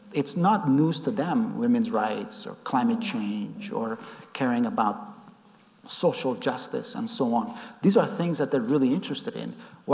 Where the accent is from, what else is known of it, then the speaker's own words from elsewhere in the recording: Afghanistan; now in United States; when I was growing up in Afghanistan in the 70s